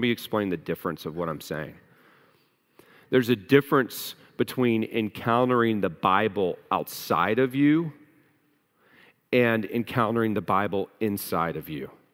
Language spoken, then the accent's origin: English; United States; we as the American people in the American church